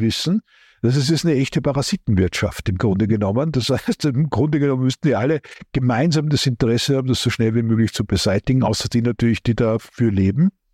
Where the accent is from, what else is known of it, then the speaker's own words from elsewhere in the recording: Austria; ich bin ja Österreicher